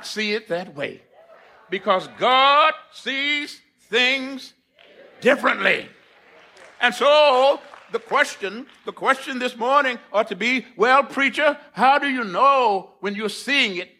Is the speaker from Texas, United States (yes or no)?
yes; Corpus Christi, Texas, United States; now in Princeton, United States; I was born and raised in Corpus Christi, Texas, on the Gulf of Mexico. I have spent the last 35 years in Princeton